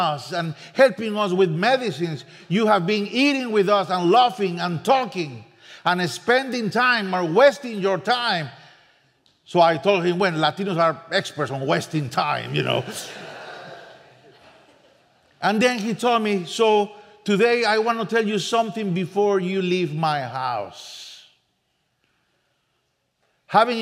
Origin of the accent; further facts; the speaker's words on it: San José, Costa Rica; first language Spanish; English is a second language; moved away as an adult; now in Spain; I'm from Costa Rica, San Jose